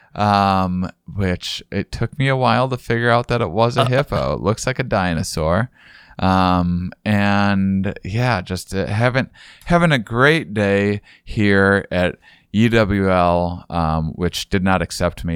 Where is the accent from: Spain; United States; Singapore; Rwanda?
United States; La Crosse, Wisconsin; moved away; I am in my hometown